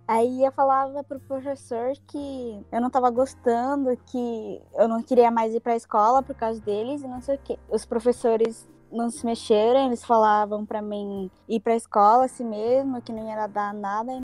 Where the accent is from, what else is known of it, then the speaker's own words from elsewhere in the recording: Japan; como eu nasci no Japão, moro no Japão, eu cresci no Japão